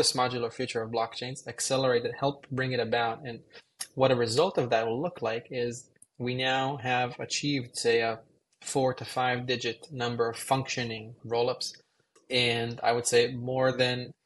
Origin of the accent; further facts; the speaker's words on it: Israel; moved away; I grew up in Israel